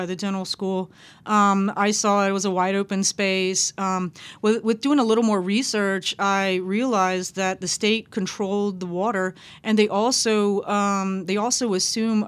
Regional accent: Lafayette, Louisiana, United States; now in New Orleans, United States; I'm Cajun Cherokee, born in Lafayette, lived all over the state, and I'm really drawn to the water, and I moved to New Orleans 2 months before Katrina.

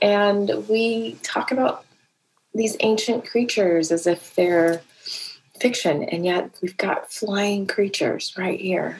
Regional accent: Atlanta, Georgia, United States; born there; I was born in Atlanta on the day that the first child went missing in Atlanta.

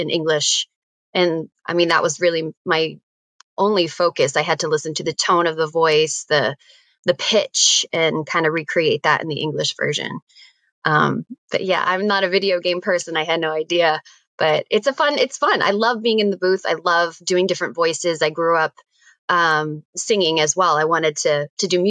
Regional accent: Maine, United States; moved away as an adult; also born or lived in New York City; I grew up in Maine

